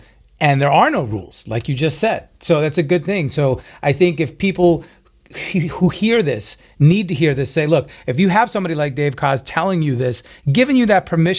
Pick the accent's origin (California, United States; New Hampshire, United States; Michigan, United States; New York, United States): New York, United States; I'm a New Yorker, come on.